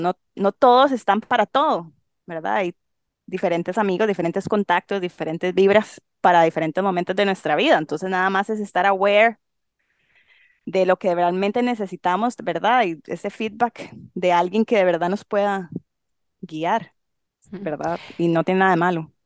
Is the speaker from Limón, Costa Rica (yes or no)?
yes; Limón, Costa Rica; moved away as an adult; soy tica, obviamente. Em, crecí en Limón